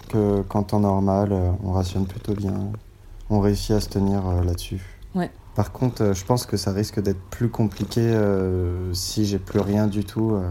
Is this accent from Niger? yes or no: no; Nanterre, Île-de-France, France; On vient de Nanterre dans le 92.